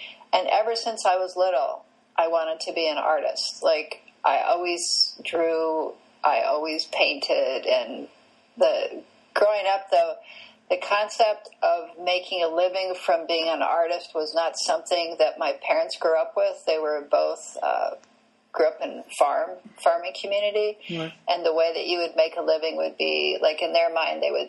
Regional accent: Canada; I grew up in Canada

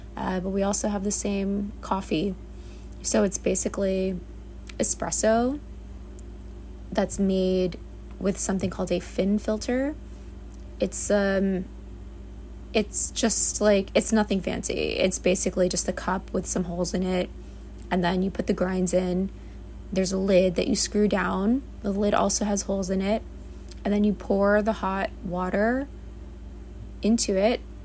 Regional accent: New York City, New York, United States; I was born and raised in the Bronx, New York.

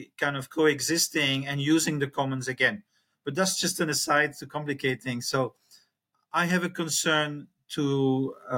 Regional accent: Belgium; now in Chiang Mai, Thailand; I'm from Belgium. I have four children. I'm 65 and I live in Chiang Mai, northern Thailand.

